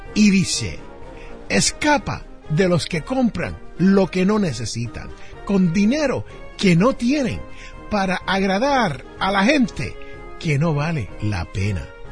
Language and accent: Spanish; Jersey City, New Jersey, United States; en mi barrio donde yo me crié, en Jersey City, New Jersey